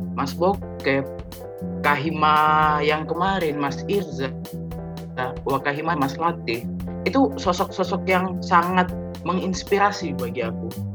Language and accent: Indonesian; Bontang, East Kalimantan, Indonesia; moved away as an adult; now in Surabaya, Indonesia; Aku kelahiran Bontang, Kalimantan Timur